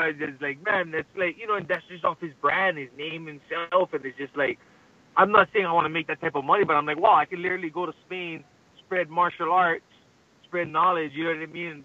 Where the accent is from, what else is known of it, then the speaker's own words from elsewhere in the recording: Hawaii, United States; I represent Hawaiian culture. You know, I love I love being Hawaiian